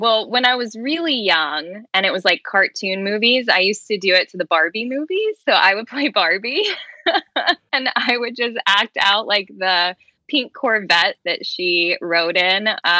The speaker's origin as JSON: {"language": "English", "town": "Lexington", "region": "Kentucky", "country": "United States", "tie": "born or raised there", "said": "Growing up in Lexington, of course, go big blue, right?"}